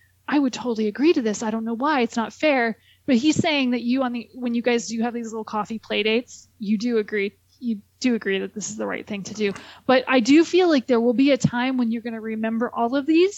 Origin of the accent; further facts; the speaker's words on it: Southern California, United States; I'm from Southern California